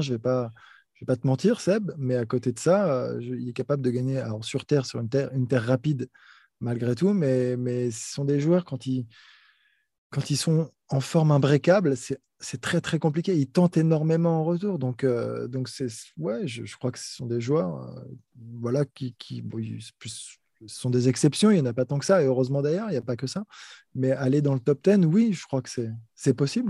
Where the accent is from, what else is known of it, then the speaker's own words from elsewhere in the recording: France; pour moi, en tant que Français